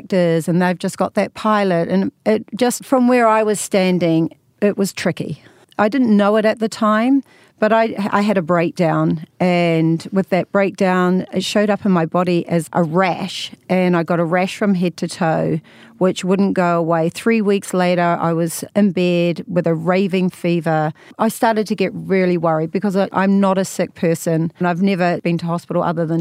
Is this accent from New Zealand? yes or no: yes; New Zealand; accent: New Zealand; moved away as an adult; also born or lived in London; now in Hollywood, United States; So you can tell by my accent, I'm from New Zealand. And I spent 20 years there and then another 23 years living in London.